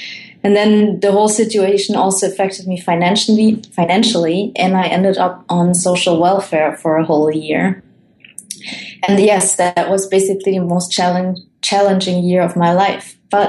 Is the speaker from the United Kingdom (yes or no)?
no; Germany; moved away; also born or lived in Colombia; I was born in Colombia, and then I was adopted by my parents, who are Dutch. So I have the Dutch nationality, and then grew up in Germany, and now I travel the world